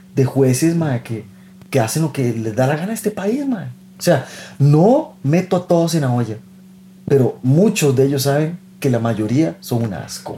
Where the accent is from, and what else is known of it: Costa Rica